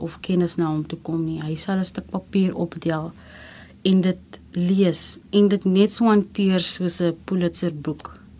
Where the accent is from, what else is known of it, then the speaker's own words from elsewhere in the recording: Gansbaai, Western Cape, South Africa; moved away as an adult; also born or lived in Genadendal; Afkomstig van Gansbaai, gebore in Getoe, hoërskool gegaan in Genadendal, um ehm, 2007 Kaapstad toe gekom om te kom studeer